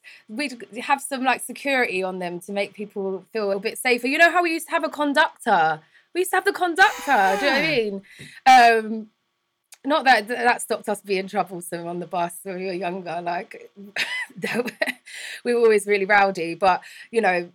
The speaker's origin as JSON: {"language": "English", "region": "London", "country": "United Kingdom", "also_born_or_lived": "New York", "accent": "London", "moved": "as an adult", "said": "I'm from England, from London"}